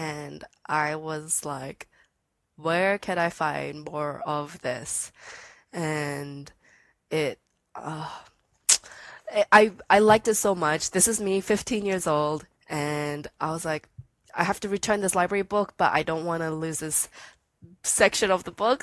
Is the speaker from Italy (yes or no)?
no; Sydney, New South Wales, Australia; I'm from Sydney, Australia